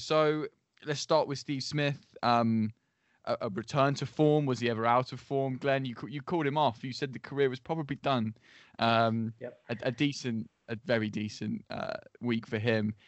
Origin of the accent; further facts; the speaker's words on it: England, United Kingdom; we're all English